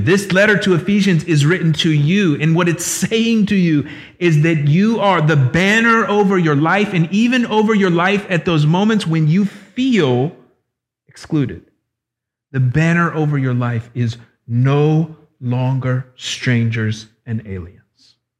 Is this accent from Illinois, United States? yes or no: no; Florida, United States; my hometown in Florida